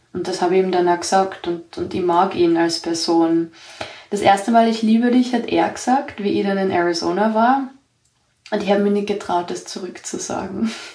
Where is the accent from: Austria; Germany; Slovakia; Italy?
Austria; ich bin aus Österreich